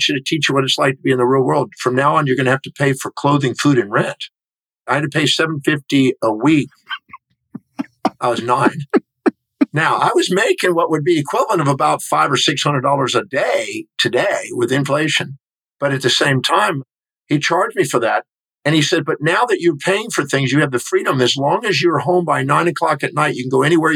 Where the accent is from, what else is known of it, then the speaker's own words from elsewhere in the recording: Houston, Texas, United States; I was born in 1954 in Houston, Texas